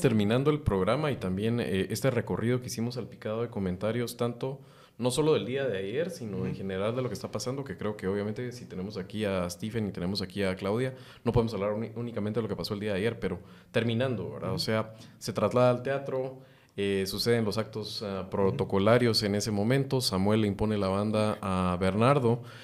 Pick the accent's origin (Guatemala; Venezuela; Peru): Guatemala; como guatemalteco